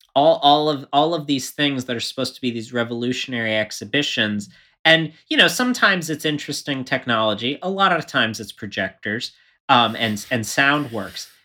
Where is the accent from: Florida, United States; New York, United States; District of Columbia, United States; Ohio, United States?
Florida, United States; moved away; I grew up in Florida